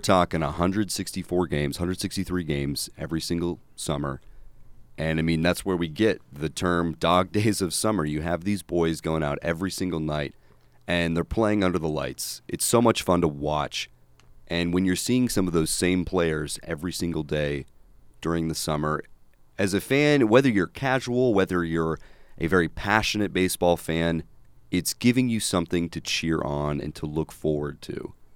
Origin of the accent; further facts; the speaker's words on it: North Dakota, United States; now in Chicago, United States; I'm from North Dakota